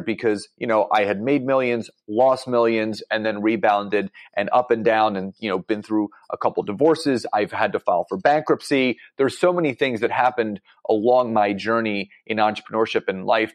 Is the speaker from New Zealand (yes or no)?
no; Philadelphia, Pennsylvania, United States; I'm from Philadelphia, Pennsylvania